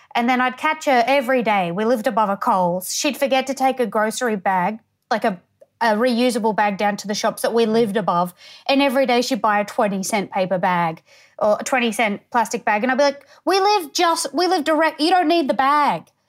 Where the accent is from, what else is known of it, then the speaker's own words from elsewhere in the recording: Townsville, Queensland, Australia; also born or lived in Tully, Queensland; I'm from Townsville